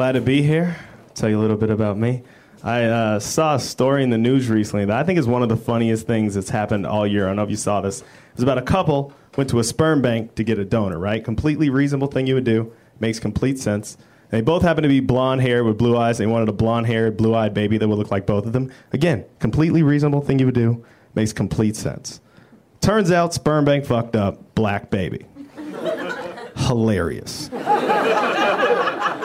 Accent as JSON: {"language": "English", "town": "Denver", "region": "Colorado", "country": "United States", "tie": "born or raised there", "moved": "as an adult", "lives_now": "Los Angeles, United States", "said": "I am from Denver, Colorado. Been in L.A. about a year"}